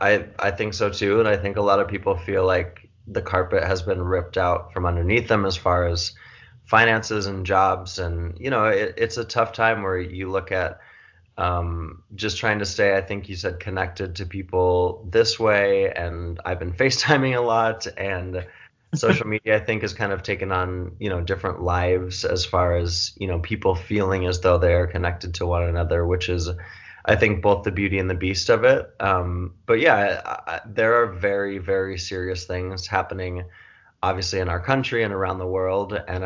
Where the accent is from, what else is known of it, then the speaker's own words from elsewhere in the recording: New York, United States; I'm the outlier by being the New Yorker, but I've come west for the time being.